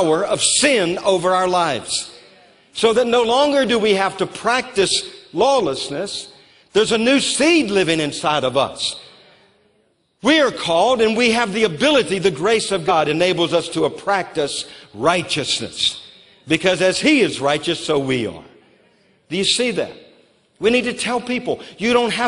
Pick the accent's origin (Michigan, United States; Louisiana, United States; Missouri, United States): Louisiana, United States; also born or lived in New Orleans; now in Moravian Falls, United States; I grew up in Louisiana